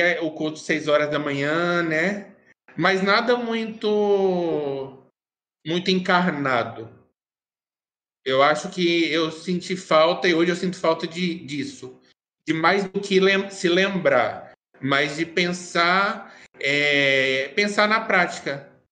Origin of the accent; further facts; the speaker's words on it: Minas Gerais, Brazil; Eu sou mineiro